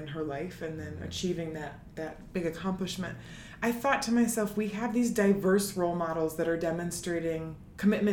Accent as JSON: {"language": "English", "town": "Syracuse", "region": "New York", "country": "United States", "said": "I'm from Syracuse."}